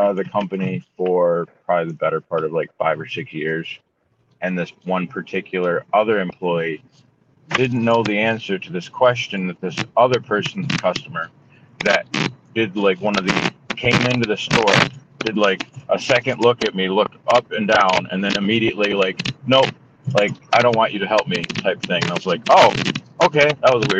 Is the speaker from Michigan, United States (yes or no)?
yes; Holt, Michigan, United States; also born or lived in Lansing, Michigan / Mason, Michigan / Grand Rapids, Michigan / Detroit, Michigan; I was born in Holt, Michigan